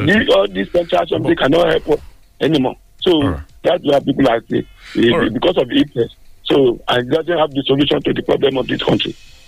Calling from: Nigeria; I'm calling from Nigeria in Olomou.

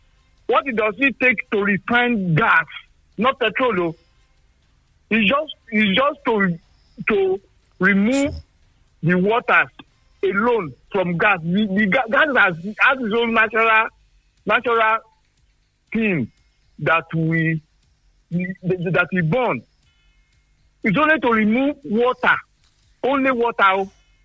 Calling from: Nigeria; Engineer Afolabi, I'm calling from Sangi.

